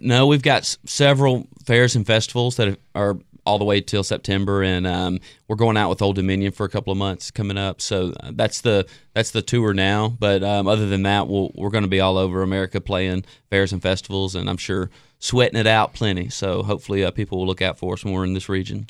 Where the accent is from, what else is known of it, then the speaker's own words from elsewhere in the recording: Jackson, Tennessee, United States; my life growing up in Jackson, Tennessee.